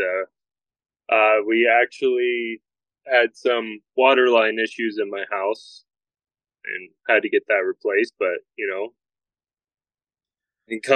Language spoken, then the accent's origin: English; Montana, United States; Growing up here in Montana